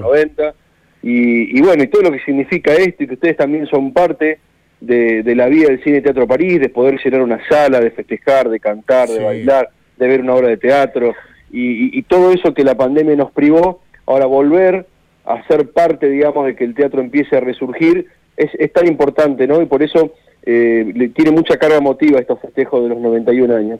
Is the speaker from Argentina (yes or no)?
yes; Argentina; nuestro país